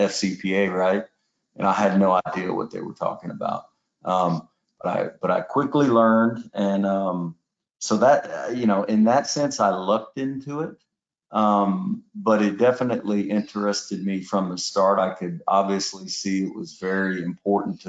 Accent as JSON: {"language": "English", "town": "Houston", "region": "Texas", "country": "United States", "tie": "born or raised there", "said": "I grew up in Houston for the most part, lived a little bit overseas because my dad was in the oil field as well"}